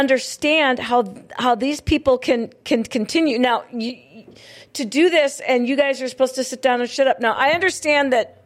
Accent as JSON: {"language": "English", "town": "Hillsboro", "region": "North Dakota", "country": "United States", "tie": "born or raised there", "said": "currently in my hometown of Hillsboro"}